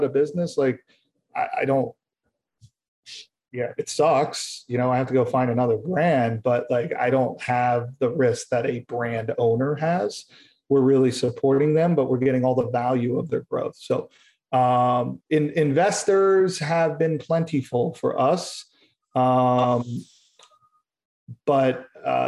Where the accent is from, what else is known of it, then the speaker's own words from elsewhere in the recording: Philadelphia, Pennsylvania, United States; now in California, United States; I'm from Philadelphia